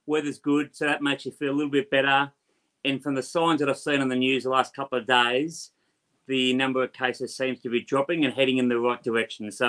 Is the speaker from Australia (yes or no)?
yes; Australia; being Australian